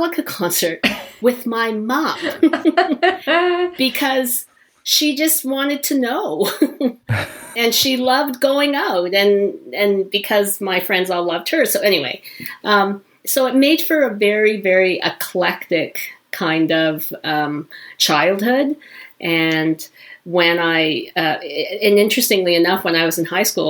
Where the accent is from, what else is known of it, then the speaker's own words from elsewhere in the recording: Calgary, Alberta, Canada; I was born and raised in Calgary